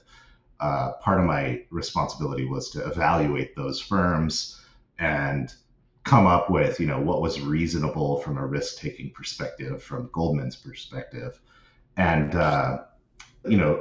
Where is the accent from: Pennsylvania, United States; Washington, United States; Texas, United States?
Washington, United States; Seattle; I grew up in the Seattle area